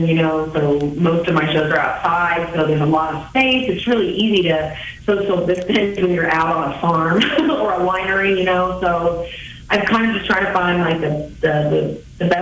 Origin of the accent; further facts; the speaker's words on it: Kansas City, United States; I'm from Kansas City, and for the past decade, I've been playing music around Kansas City and around the Midwest